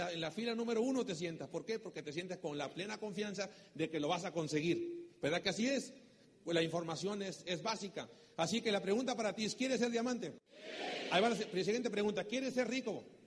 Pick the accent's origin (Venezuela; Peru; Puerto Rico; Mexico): Mexico; soy mexicano